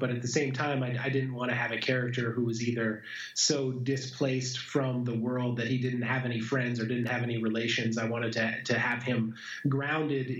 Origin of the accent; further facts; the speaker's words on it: Montana, United States; my hometown of Montana